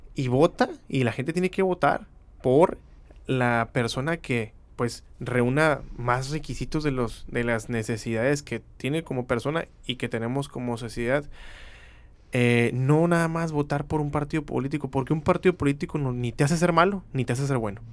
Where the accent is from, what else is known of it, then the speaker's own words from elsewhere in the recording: Mexicali, Baja California, Mexico; soy de aquí, de Mexicali